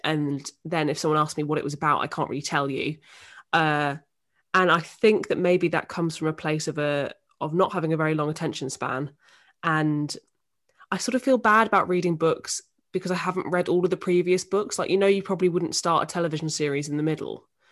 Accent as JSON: {"language": "English", "town": "Northampton", "region": "East Midlands", "country": "United Kingdom", "moved": "as an adult", "lives_now": "London, United Kingdom", "said": "I'm from Northampton in the Midlands"}